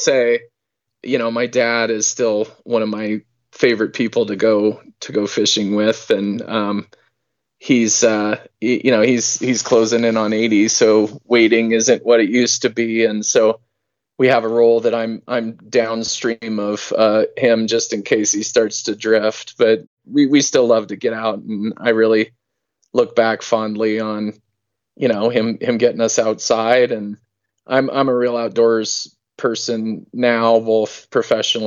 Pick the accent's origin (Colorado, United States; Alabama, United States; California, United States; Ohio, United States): Colorado, United States; Denver; as a kid, I grew up here in Denver